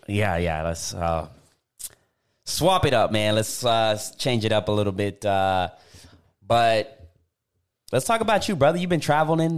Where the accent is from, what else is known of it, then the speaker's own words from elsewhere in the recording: Puerto Rico; moved away; I went back to Puerto Rico